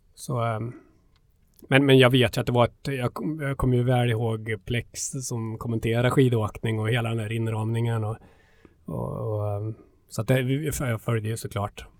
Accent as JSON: {"language": "Swedish", "town": "Hammarö", "region": "Värmland", "country": "Sweden", "tie": "born or raised there", "said": "född och uppvuxen eh, på Hammarö utanför Karlstad"}